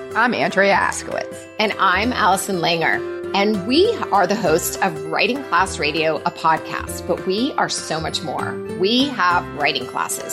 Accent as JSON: {"language": "English", "town": "Whistler", "region": "British Columbia", "country": "Canada", "tie": "born or raised there", "said": "that also makes us all whistler kids"}